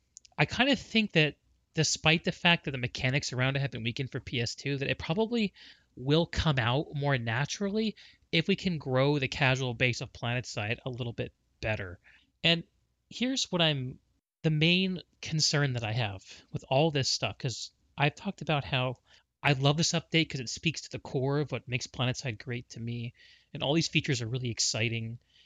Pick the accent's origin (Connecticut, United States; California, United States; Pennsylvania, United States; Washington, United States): Connecticut, United States; I grew up in Connecticut.